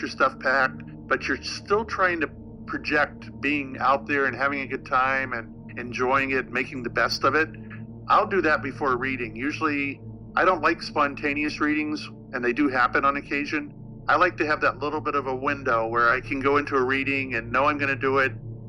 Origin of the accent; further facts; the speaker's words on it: Salem, Massachusetts, United States; I'm from Salem, Massachusetts, is where I was a police officer.